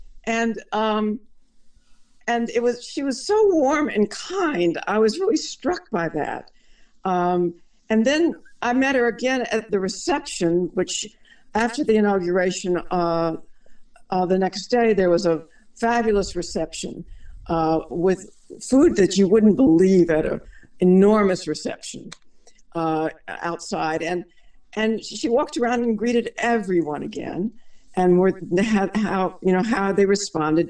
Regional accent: Shreveport, Louisiana, United States; I grew up in Shreveport, Louisiana, which is in northwest Louisiana

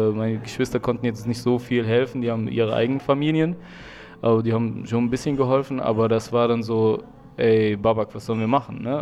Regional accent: Germany; Du willst mir sagen, ich bin hier in Deutschland aufgewachsen.

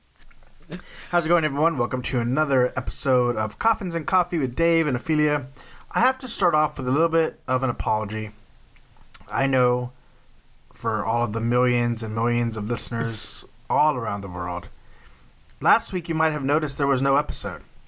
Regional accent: Texas, United States; I'm from Texas. Like Waco was not that far up the road from us.

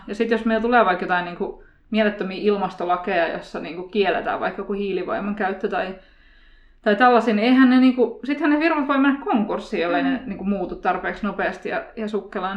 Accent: Turku, Southwest Finland, Finland; now in Helsinki, Finland; Mun mies on Siilijärveltä ja mä oon Turusta

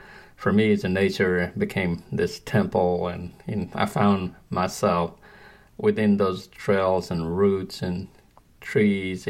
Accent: Nepal; moved away; born and raised in Nepal

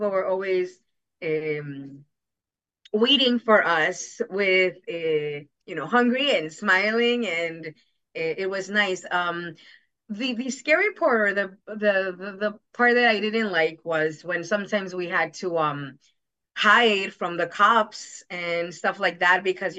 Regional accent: Jackson Heights, New York, United States; And my grandma, when we used to live in Queens, we're from Jackson Heights.

